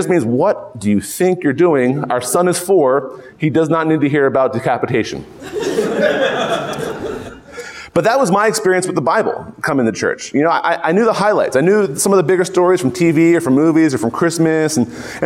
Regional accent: Philadelphia, Pennsylvania, United States; moved away; I grew up in Philadelphia

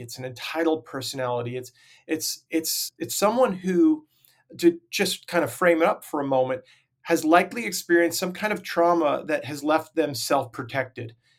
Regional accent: Long Island, New York, United States; I grew up on Long Island, New York

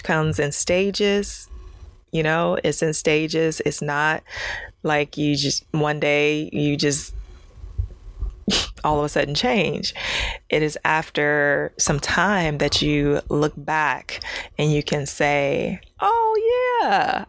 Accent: Ohio, United States; moved away as an adult; now in California, United States; I'm from Ohio

